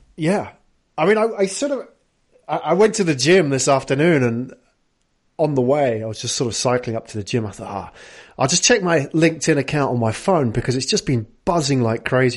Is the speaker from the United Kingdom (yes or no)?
yes; London, United Kingdom; now in Tokyo, Japan; I'm from London